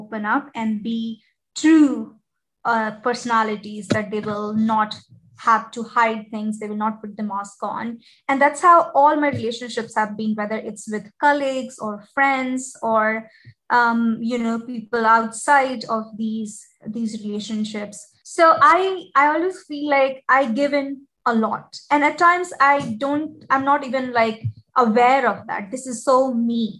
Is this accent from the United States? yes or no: no; India; now in Abu Dhabi, United Arab Emirates; I'm from India